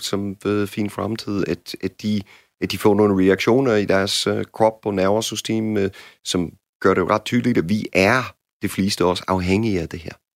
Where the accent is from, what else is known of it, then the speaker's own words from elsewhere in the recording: United States; Danish is a second language; now in Denmark; som amerikaner